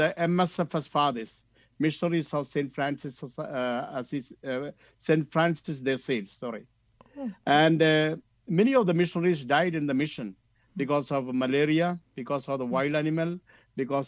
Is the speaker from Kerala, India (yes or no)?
yes; Kerala, India; moved away; also born or lived in northern India; I am from Kerala.